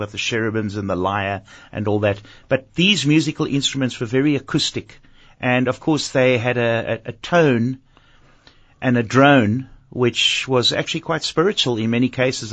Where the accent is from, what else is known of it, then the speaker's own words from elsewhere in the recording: Cape Town, Western Cape, South Africa; my matric year, because I was at a high school here in Cape Town